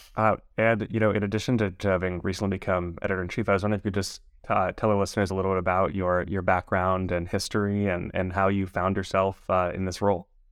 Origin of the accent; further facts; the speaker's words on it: Los Angeles, California, United States; I was born and raised in Los Angeles